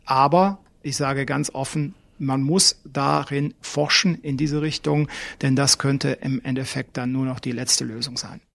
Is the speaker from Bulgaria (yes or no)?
no; Germany; Bei uns in Deutschland